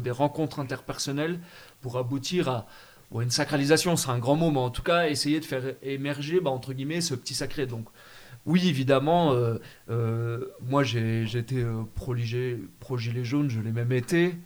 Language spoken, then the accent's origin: French; France